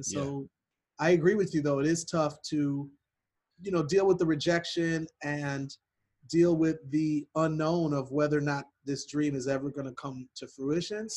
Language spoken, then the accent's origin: English; Milwaukee, Wisconsin, United States; I was born in Milwaukee, Wisconsin